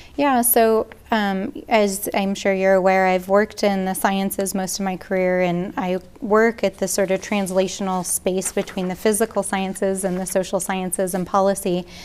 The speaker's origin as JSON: {"language": "English", "town": "Albuquerque", "region": "New Mexico", "country": "United States", "tie": "born or raised there", "also_born_or_lived": "Farmington, New Mexico", "said": "I grew up here in Albuquerque"}